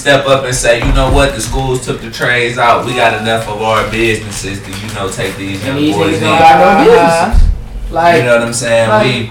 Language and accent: English; Cleveland, Ohio, United States; when I was growing up, 131st, I grew up in Lee Harbor. That's the, they say that's the first black suburb in Cleveland.